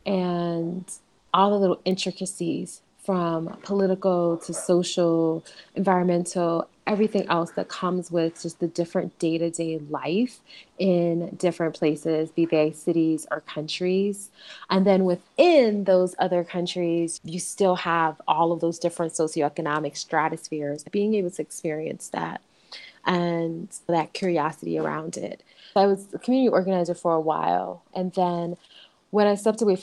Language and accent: English; Bellwood, Illinois, United States; moved away as an adult; also born or lived in New York; now in Kigali, Rwanda; I'm originally from Bellwood, which is in the Chicago area, and had been living in New York for about 15 years and moved abroad from there when I was 35.